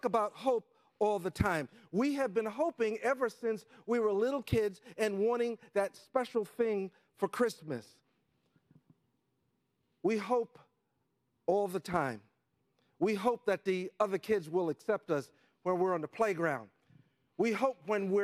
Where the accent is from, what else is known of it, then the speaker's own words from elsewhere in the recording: New York City, New York, United States; I grew up in Harlem when it wasn't cool